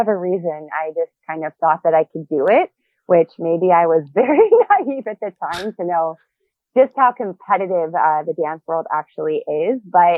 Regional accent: Ohio, United States; I grew up in Ohio. I had a pretty supportive family. I started dancing at a very young age.

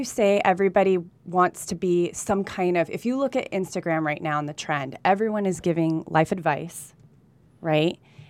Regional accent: Burbank, California, United States; born there; also born or lived in Colombia; I was born in Burbank, California

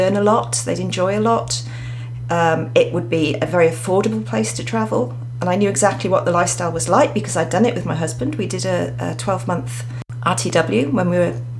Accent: Wales, United Kingdom; moved away as an adult; also born or lived in Australia; now in Queensland, Australia; I'm actually from Wales, UK

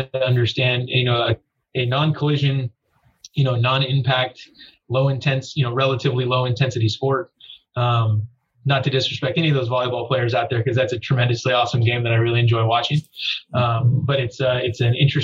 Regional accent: Southern California, United States; I grew up in Southern California

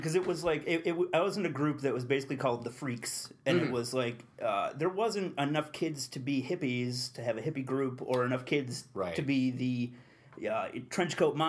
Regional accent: Utica, New York, United States; I grew up in South Utica

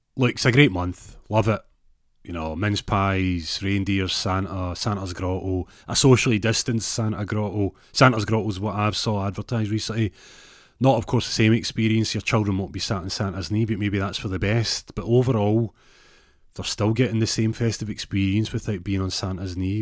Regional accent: Glasgow, Scotland, United Kingdom; I say it with a Z 'cause I'm from Glasgow

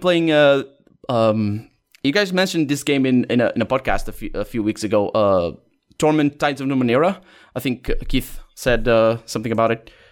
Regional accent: Portugal; English is a second language; I was born in Portugal. I live in Portugal. Never left the country, basically.

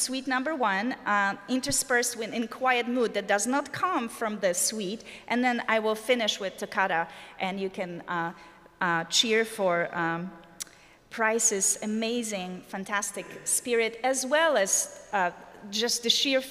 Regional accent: Poland; English is a second language; moved away as an adult; also born or lived in Germany / Netherlands; now in United States; I was born and lived in Poland, as you can probably detect from my accent, for about 30 years of my life

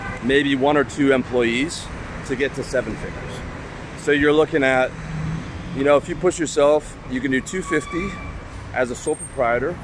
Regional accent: Canada; also born or lived in Thailand; now in Eastern Europe; I'm from Canada.

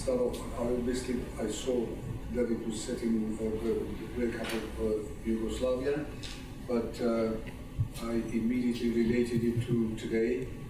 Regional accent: Turkey; moved away; I'm an Armenian. I was born in Turkey.

